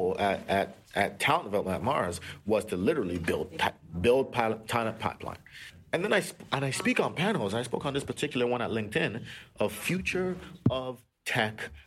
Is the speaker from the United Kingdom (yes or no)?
no; Toronto, Ontario, Canada; also born or lived in Nigeria; I grew up in Rexdale, right, Jamestown, right, specifically.